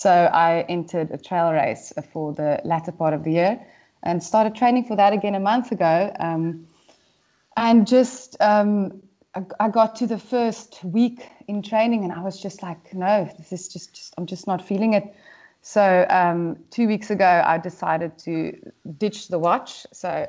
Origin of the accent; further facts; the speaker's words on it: South Africa; moved away as an adult; also born or lived in Great Britain; now in United Kingdom; moving overseas and not being able to run as a South African